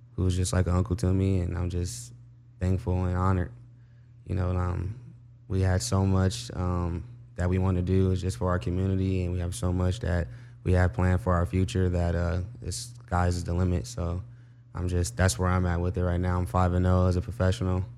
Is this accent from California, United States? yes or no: yes; Compton, California, United States; I grew up in Compton